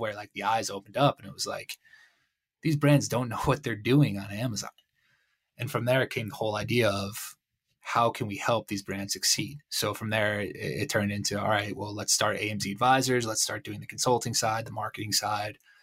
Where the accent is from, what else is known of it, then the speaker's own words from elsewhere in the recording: Connecticut, United States; moved away as an adult; also born or lived in Philadelphia / Long Island; now in Mexico; originally I'm from Connecticut